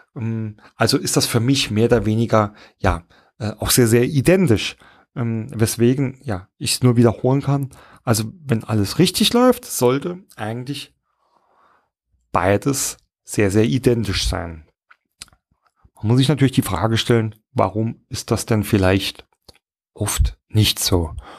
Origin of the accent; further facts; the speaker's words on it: Saarland, Germany; accent: Saarland; mein saarländischen Akzent